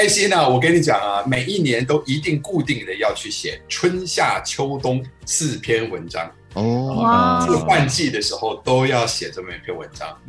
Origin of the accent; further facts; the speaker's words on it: United States; first language Chinese; moved away as an adult; also born or lived in Taiwan / New York; now in Taipei, Taiwan; 我是小时候八岁，我在移民过去到美国了。我就说非常感谢我起码还有前面这八年的时间，先是在台湾生长，